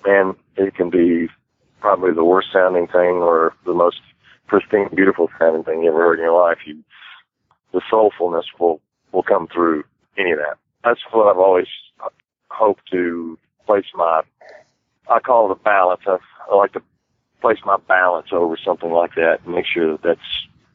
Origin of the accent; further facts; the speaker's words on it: Humble, Texas, United States; from a little place called Humble, Texas, which is north of Houston. It's kind of where I started playing music